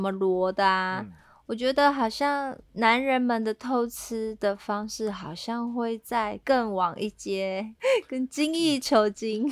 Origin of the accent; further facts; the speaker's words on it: Taiwan; 身为台湾人的